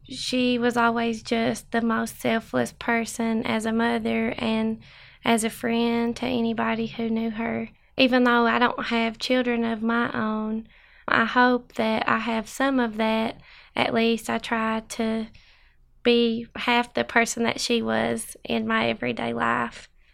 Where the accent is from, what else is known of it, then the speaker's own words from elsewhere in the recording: Big Cowan, Letcher County, Kentucky, United States; also born or lived in Lexington, Kentucky; I grew up on Big Cowan in Letcher County, Kentucky